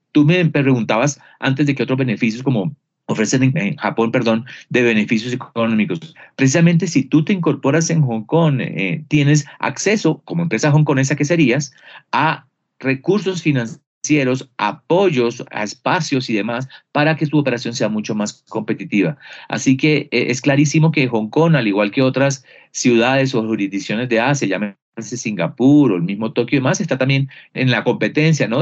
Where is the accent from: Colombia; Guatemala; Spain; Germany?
Colombia; Barranquilla, Atlántico; Yo soy de Barranquilla, de la Universidad del Norte, provincia